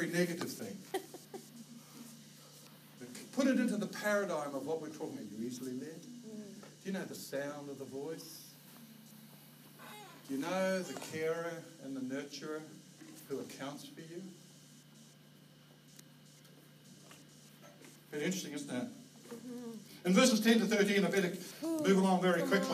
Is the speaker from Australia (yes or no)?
yes; Australia; also born or lived in New Zealand; now in Vancouver, Canada; Kylie and I come from Australia.